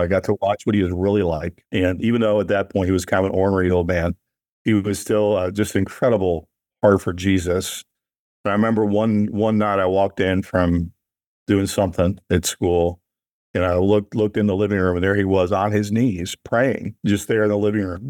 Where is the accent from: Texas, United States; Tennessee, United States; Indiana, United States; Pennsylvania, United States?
Tennessee, United States; Nashville; I'm from the South, right? I'm from Nashville.